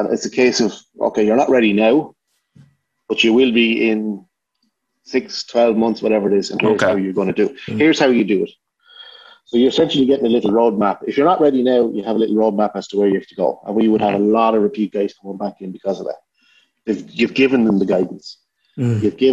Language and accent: English; Kildare, Leinster, Ireland; I grew up in Kildare